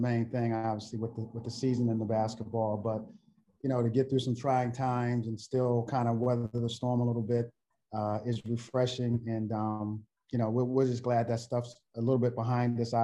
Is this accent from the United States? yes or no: yes; Philadelphia, Pennsylvania, United States; moved away; growing up in Philly